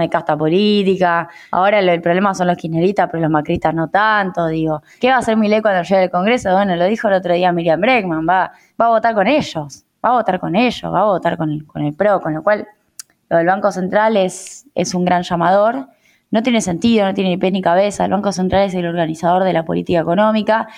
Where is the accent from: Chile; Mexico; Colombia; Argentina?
Argentina; Rosario, Santa Fe; moved away as an adult; now in Buenos Aires, Argentina; terminé viniendo a Buenos Aires, como Rosarina recién llegada, con 22 años